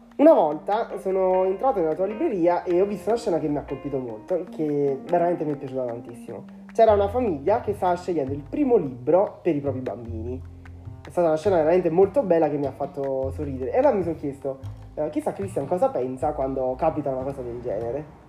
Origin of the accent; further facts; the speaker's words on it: Angri, Campania, Italy; Quando ero piccolo, purtroppo non avevamo una vera libreria nel mio paese e spesso ci toccava andare a Salerno